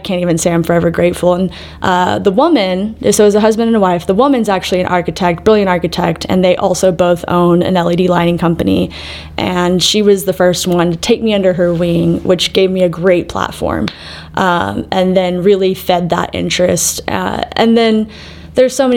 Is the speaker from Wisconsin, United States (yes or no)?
no; Waco, Texas, United States; moved away as an adult; also born or lived in Arizona; now in Denver, United States; I'm actually from Waco, Texas. And for those of you that somehow have missed where and what that is, turn on HGTV, drink a Dr. Pepper, any of those places, if you look real closely, will lead you back to the heart of Texas, as they call it. And yeah, that's where I spent most of my growing up years